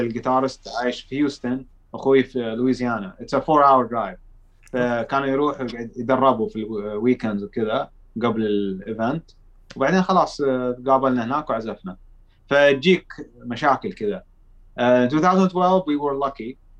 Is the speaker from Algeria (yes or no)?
no; Saudi Arabia; احنا من السعودية